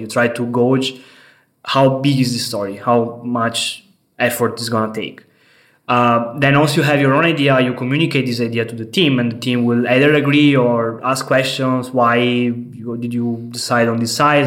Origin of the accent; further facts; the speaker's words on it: Venice, Veneto, Italy; moved away as an adult; now in Berlin, Germany; I come from Italy, from Venice, the beautiful city of Venice. I'm here in Berlin for three years.